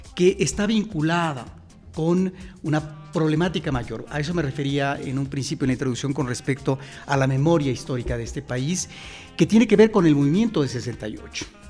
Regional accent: Mexico; los mexicanos tenemos que regresar constantemente a eso que es la memoria de lo que sucede en nuestro país

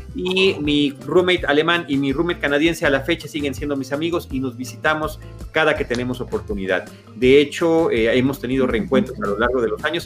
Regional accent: Mexico

